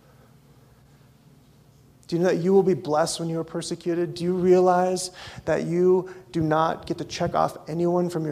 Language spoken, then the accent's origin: English; North Dakota, United States; moved away; I grew up in North Dakota.